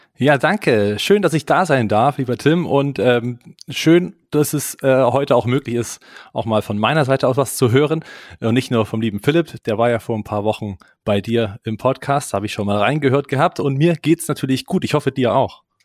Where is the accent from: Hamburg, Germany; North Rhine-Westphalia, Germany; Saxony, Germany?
Saxony, Germany; Leipzig; bei uns in Leipzig